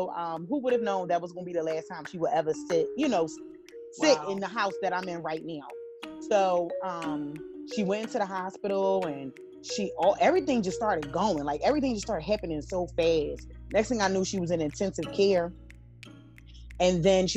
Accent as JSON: {"language": "English", "town": "Philadelphia", "region": "Pennsylvania", "country": "United States", "said": "I'm a Philly girl. Okay. I'm from Philadelphia."}